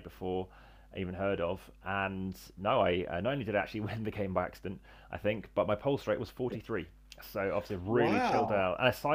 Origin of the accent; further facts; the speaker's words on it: England, United Kingdom; I'm from England.